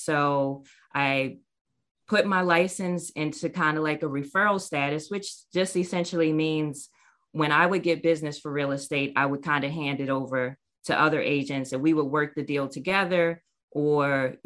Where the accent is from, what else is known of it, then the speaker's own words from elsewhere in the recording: Maryland, United States; moved away as an adult; also born or lived in North Carolina; I moved back to my hometown to be close to my family in Maryland.